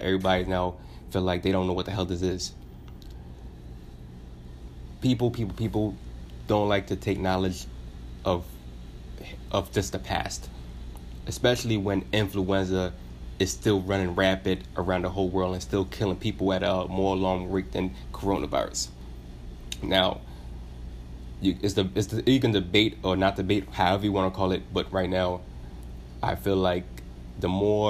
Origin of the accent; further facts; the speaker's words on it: United States; it's embarrassing as an American. I live in America.